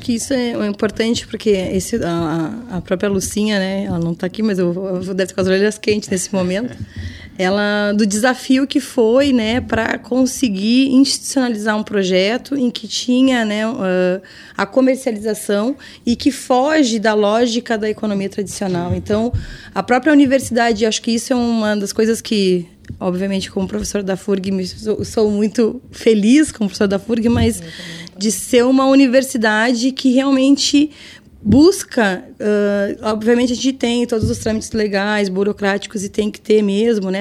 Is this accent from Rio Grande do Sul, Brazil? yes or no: yes; São Lourenço do Sul, Rio Grande do Sul, Brazil; eu sou lá de São Lourenço